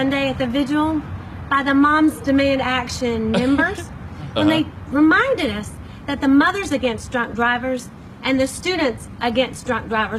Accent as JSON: {"language": "English", "country": "United States", "tie": "born or raised there", "said": "I grew up in Wise County, surrounded by guns."}